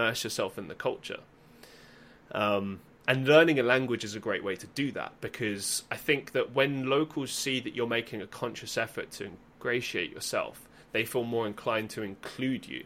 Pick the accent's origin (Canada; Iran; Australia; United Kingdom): United Kingdom; England; first language English; moved away as an adult; also born or lived in Estonia; growing up in England